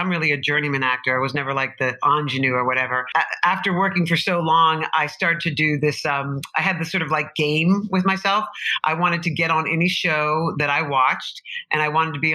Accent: New York City, New York, United States; also born or lived in Boston; I'm a New Yorker, native New Yorker, Greenwich Village.

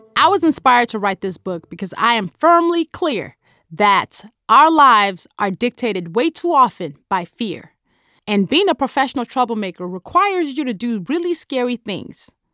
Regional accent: Nigeria; accent: Nigerian; my Nigerian accent

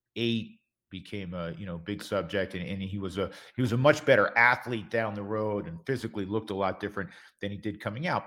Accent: northern Westchester, New York, United States; also born or lived in Long Island, New York / Manhasset, New York; I grew up in, in northern Westchester, uh, on the New York side of the Connecticut border

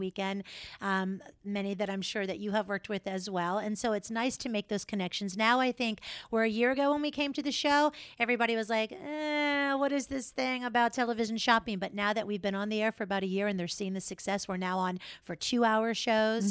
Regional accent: Florida, United States; also born or lived in New York; now in Minnesota, United States; Actually born and raised in Florida

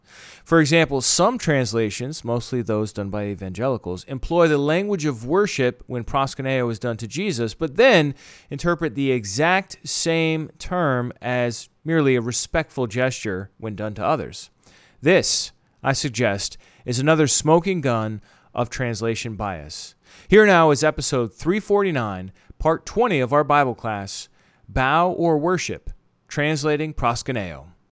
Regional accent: United States; for me as an American in the twenty-first century

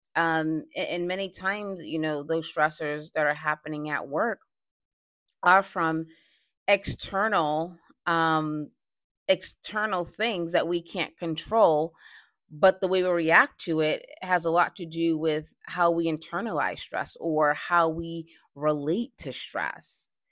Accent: Boston, Massachusetts, United States; I recently did a, um, stress seminar in Boston, my hometown

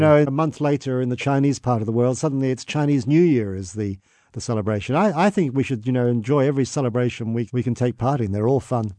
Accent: England, United Kingdom; now in Australia; I was born in England

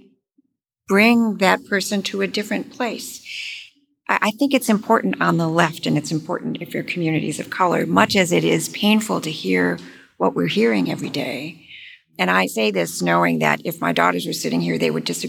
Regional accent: Michigan, United States; moved away; I'm from Michigan, I'm from the Midwest

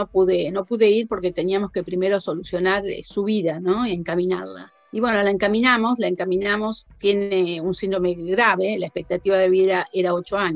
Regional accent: Argentina; moved away; que somos nosotros.

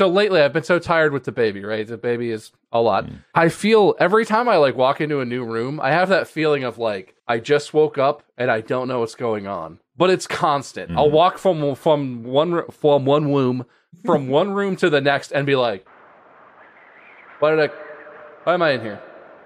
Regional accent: Columbus, Ohio, United States; moved away; I grew up in Columbus.

